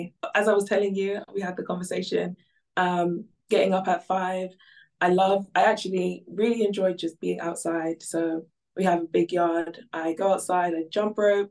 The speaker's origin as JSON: {"language": "English", "country": "Ghana", "moved": "yes", "lives_now": "United Kingdom", "said": "So originally I'm from Ghana."}